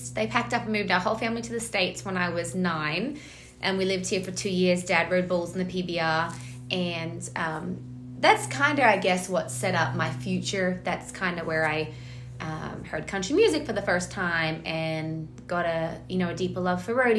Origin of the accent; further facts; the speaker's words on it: Australia; So I originally grew up in Australia. My dad is a Australian champion bull rider and bareback rider, and my mom is an Australian